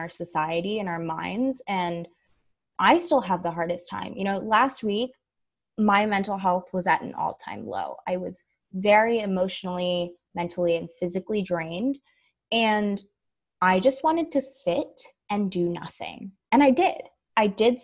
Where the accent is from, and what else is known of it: the Bay Area, California, United States; born or raised there